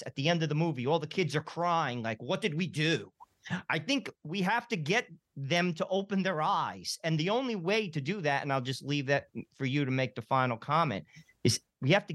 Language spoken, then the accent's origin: English; Newark, New Jersey, United States; born or raised there